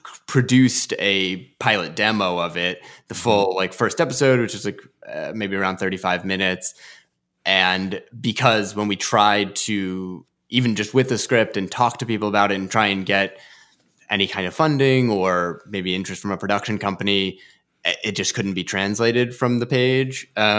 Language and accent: English; New Jersey, United States; moved away as an adult; now in Virginia, United States; Well, you know, I grew up in New Jersey, but I would say that I feel like a resident of Virginia from the time having spent there at UVA.